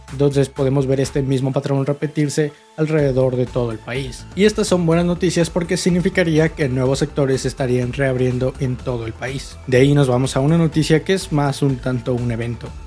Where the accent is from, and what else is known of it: Mexico